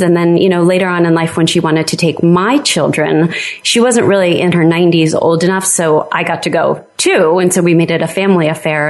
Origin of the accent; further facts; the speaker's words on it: New York City, New York, United States; moved away as an adult; also born or lived in New Jersey / Delaware; now in Vermont, United States; I was born in New York City, um, and I lived in New York and New Jersey my, um, you know, uh, young and uh, adult life